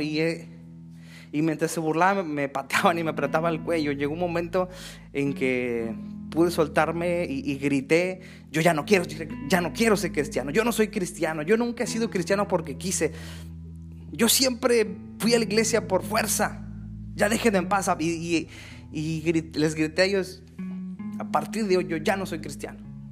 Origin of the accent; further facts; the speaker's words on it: Mexico City, Mexico; Yo crecí en la Ciudad de México.